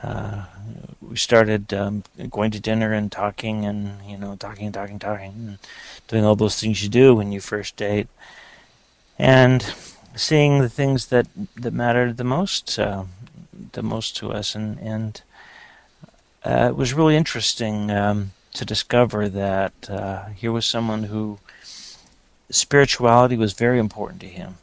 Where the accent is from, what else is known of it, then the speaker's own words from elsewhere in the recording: Los Angeles, California, United States; moved away; I grew up in Los Angeles